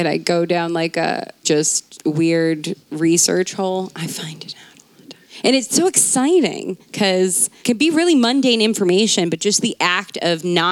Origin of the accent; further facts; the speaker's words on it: Maryland, United States; where I grew up in Maryland